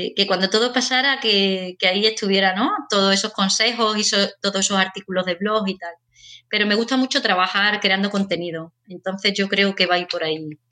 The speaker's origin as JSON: {"language": "Spanish", "town": "Seville", "region": "Andalusia", "country": "Spain", "moved": "yes", "lives_now": "Bilbao, Spain", "said": "yo soy de Sevilla, pero ahora vivo en Bilbao"}